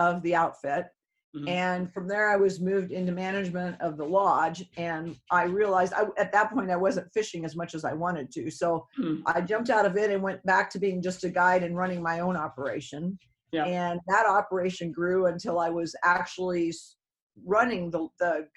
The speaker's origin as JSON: {"language": "English", "town": "Odessa", "region": "Washington", "country": "United States", "tie": "born or raised there", "also_born_or_lived": "Anchorage, Alaska / Homer, Alaska / Bristol Bay, Alaska", "moved": "as an adult", "lives_now": "Alaska, United States", "said": "I was from Eastern Washington, a very small community called Odessa"}